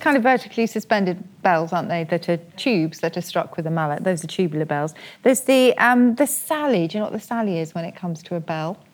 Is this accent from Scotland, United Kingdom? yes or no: no; Oxford, South East England, United Kingdom; That's my hometown.